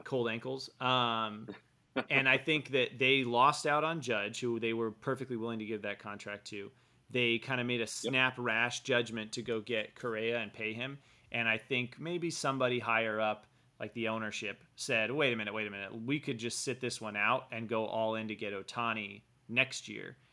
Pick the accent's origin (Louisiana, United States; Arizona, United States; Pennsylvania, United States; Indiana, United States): Arizona, United States; Phoenix; now in Los Angeles, United States; I grew up in Phoenix